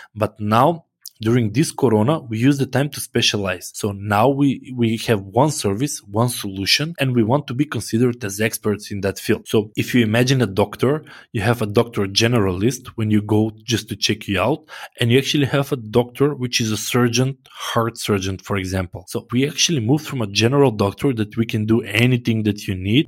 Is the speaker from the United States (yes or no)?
no; North Macedonia; I'm from Macedonia